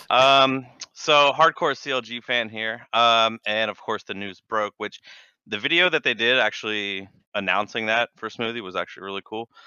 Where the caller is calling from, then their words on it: Annandale, Virginia, United States; Uh, Annandale, Virginia.